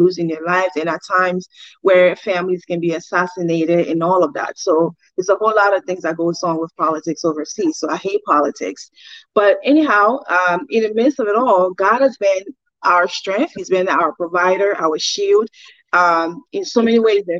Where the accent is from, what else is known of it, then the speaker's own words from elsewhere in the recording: Liberia; now in United States; So I was born and raised in Liberia, by my mom and dad. I grew up in Liberia